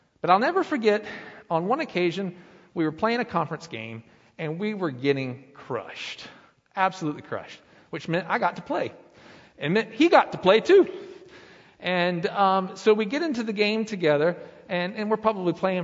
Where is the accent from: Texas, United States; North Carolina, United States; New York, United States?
North Carolina, United States; Lenoir; now in Blowing Rock, United States; But I was born in Lenoir, North Carolina. I lived there. I went to school through the fifth grade, and then my family, my father, remarried, and we moved up here to Blowing Rock